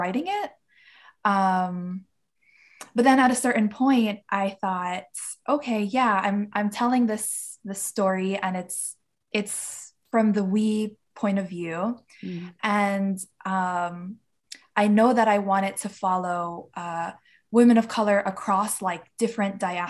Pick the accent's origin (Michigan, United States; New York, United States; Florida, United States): New York, United States; New York City; Queens, New York, which is actually my hometown